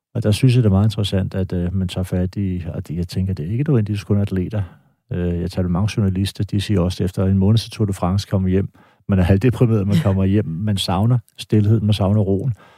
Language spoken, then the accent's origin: Danish; Denmark; jeg er dansker